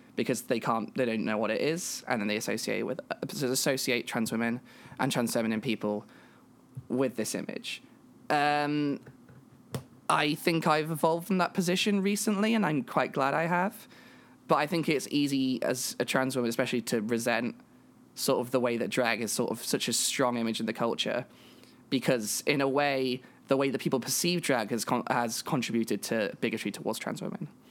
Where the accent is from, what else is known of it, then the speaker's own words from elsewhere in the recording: England, United Kingdom; I'm a British trans woman from England